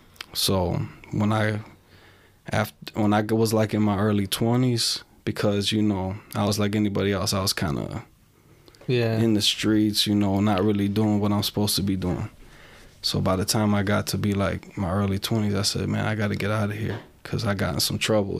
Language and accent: English; Aurora, Illinois, United States; also born or lived in Chicago, Illinois / Wisconsin; I grew up in Aurora